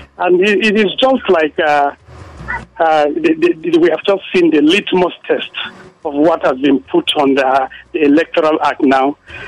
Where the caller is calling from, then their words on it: Kuru, Plateau, Nigeria; I'm calling from Kuru.